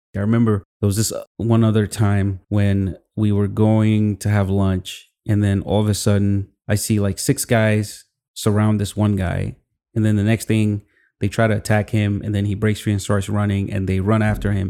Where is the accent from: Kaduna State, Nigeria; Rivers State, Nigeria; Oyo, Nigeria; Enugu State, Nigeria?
Kaduna State, Nigeria; Kaduna; moved away as an adult; also born or lived in Zaria / Lagos; now in United States; I grew up in Kaduna, um, with my sisters